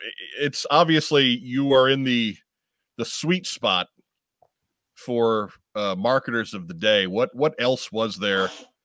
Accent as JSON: {"language": "English", "town": "New York City", "region": "New York", "country": "United States", "tie": "born or raised there", "said": "growing up in New York"}